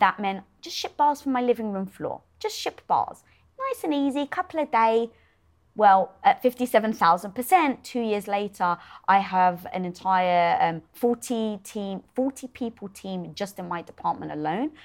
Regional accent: United Kingdom; being British

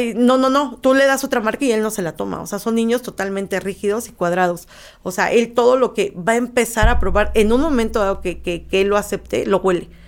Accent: Mexico

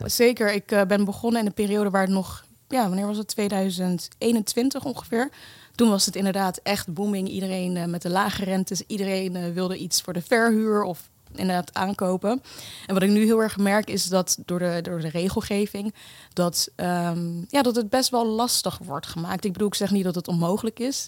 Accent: The Hague, South Holland, Netherlands; also born or lived in Kenya; geboren in Kenia en op mijn tweede met mijn moeder naar Nederland verhuisd, naar Den Haag. Um, daar inderdaad de Nederlandse school en ja, gewoon een, een redelijk normale jeugd

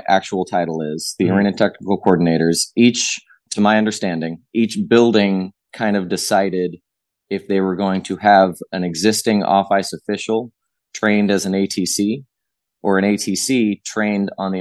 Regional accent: Southern California, United States; a Southern California kid in the 80s

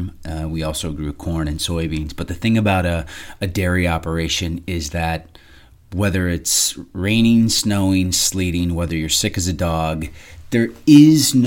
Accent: southern Minnesota, United States; now in Phoenix, United States; I grew up on a fourth-generation farm in southern Minnesota

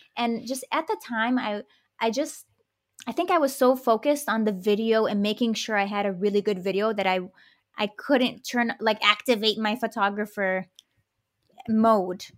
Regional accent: Detroit, Michigan, United States; my parents immigrated from the Middle East, and I grew up in Detroit

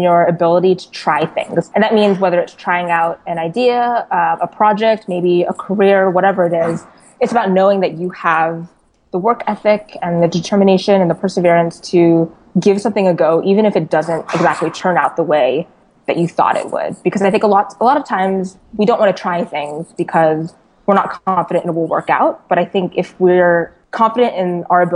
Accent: California, United States; I was born and raised here in California

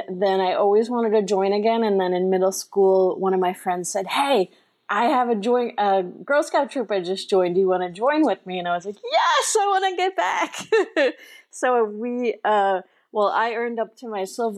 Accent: Long Island, New York, United States; now in Maine, United States; I grew up in New York on Long Island

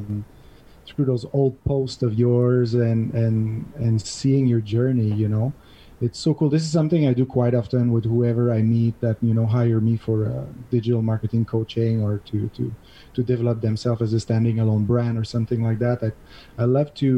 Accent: Montreal, Quebec, Canada; now in Catalonia, Spain; I'm from Montreal originally. This is where my $2 accent is coming from

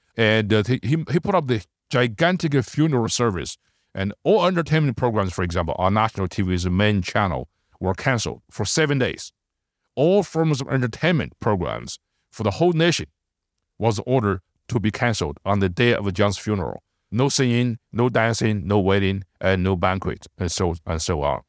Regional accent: China; moved away; I was born and raised in China

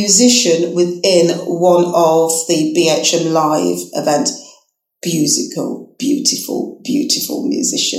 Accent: Manchester, North West England, United Kingdom; now in Leicester, United Kingdom; my hometown, Manchester.

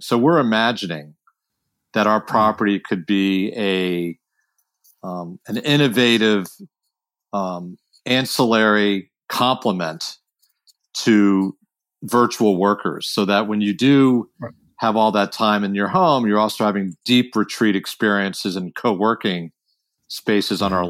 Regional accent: Washington, District of Columbia, United States; also born or lived in San Francisco; now in Northern California, United States; I grew up in Washington D.C., but I you know, lived in a suburb

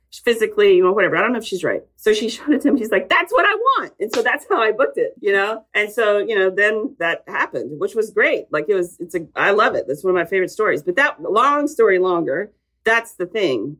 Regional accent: Texas, United States; I'm a Texan

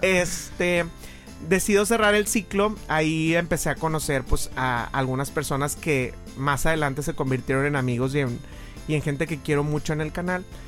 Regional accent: Monclova, Coahuila, Mexico; moved away as an adult; also born or lived in Saltillo / Mexico City / Monterrey; Yo soy de Monclova, nací en Monclova

